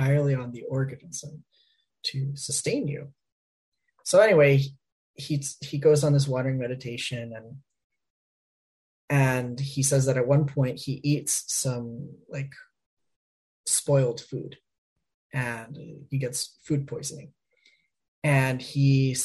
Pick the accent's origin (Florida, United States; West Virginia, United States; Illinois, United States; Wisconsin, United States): Florida, United States; Miami; now in Ohio, United States; I grew up in Miami, Florida